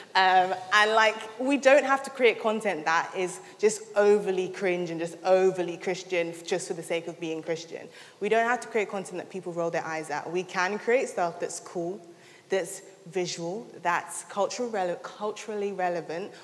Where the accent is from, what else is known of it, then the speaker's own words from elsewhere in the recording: London, United Kingdom; moved away as an adult; now in Sheffield, United Kingdom; I'm originally from London